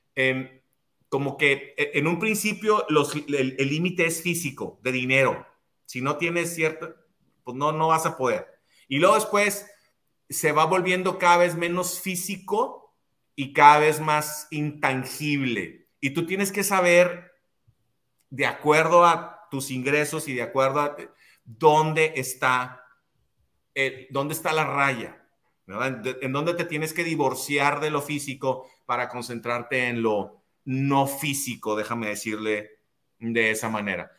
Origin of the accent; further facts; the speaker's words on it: Ciudad Juárez, Chihuahua, Mexico; soy de Ciudad Juárez, nací en dos cuartos de adobe